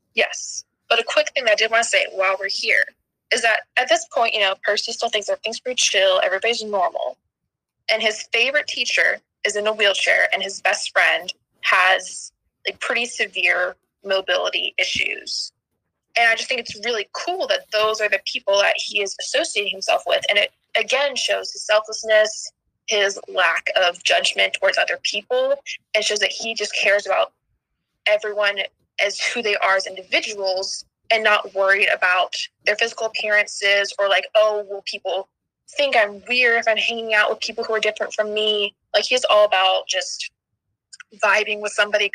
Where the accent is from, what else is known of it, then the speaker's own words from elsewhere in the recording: the South, United States; I'm from the South, where if anyone talks about New York, it's either the city or it doesn't exist